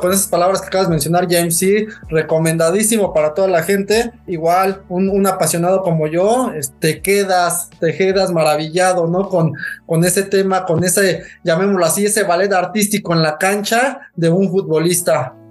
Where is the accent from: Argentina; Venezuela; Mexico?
Mexico; como buen, buen fiel mexicano, este pambolero